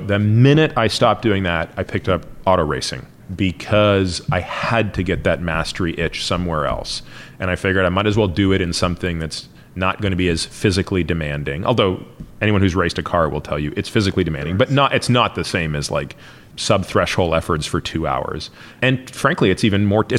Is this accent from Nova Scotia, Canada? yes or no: no; Toronto, Ontario, Canada; moved away; also born or lived in Stanford; I grew up in Toronto